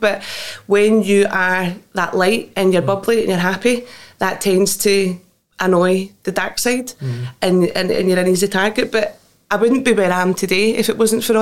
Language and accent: English; Greenock, Scotland, United Kingdom; it was rough. It was Greenock, you know, the east end of Greenock